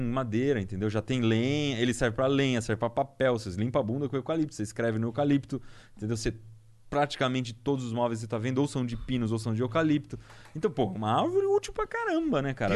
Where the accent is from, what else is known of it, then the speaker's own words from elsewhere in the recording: Piedade, São Paulo, Brazil; moved away; eu vim de Piedade lá. Piedade é Mata Atlântica, tem uns lugares muito bonitos